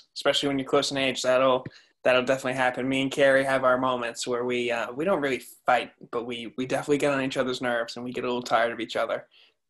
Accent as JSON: {"language": "English", "town": "Andover", "region": "Massachusetts", "country": "United States", "said": "What's up, guys? … I'm 17. I'm from Andover, Massachusetts."}